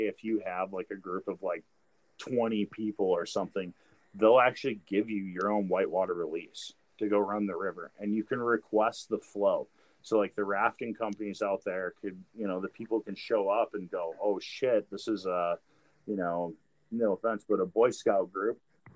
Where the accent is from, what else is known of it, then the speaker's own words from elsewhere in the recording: Wisconsin, United States; moved away; I'm from Wisconsin